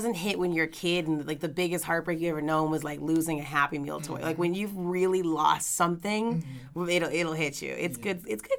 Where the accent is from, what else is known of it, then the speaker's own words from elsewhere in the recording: Louisiana, United States; now in Los Angeles, United States; we're both from Louisiana